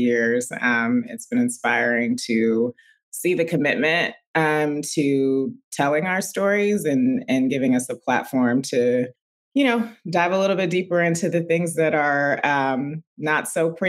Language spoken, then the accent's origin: English; New York City, New York, United States; I'm a New Yorker, a Brooklynite